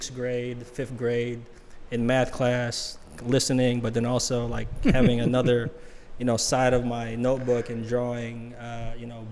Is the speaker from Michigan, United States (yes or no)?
yes; Detroit, Michigan, United States; English is a second language; also born or lived in Philippines; I'm a Detroit kid by way of the Philippines